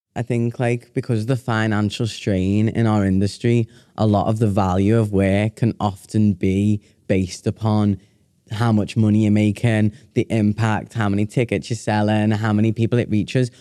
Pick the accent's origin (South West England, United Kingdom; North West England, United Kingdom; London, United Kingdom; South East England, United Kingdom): North West England, United Kingdom; Liverpool; I'm from Liverpool